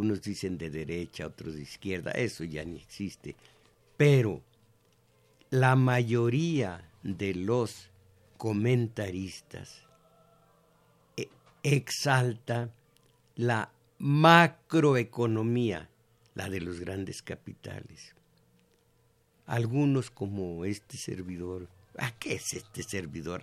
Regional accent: Mexico

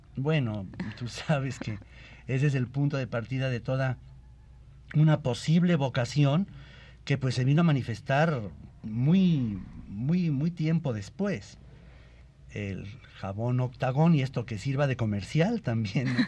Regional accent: Mexico; mi pueblo y de todos los pueblos de México

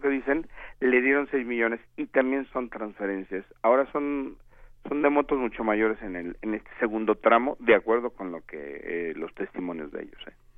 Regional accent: Mexico; como ciudadano mexicano

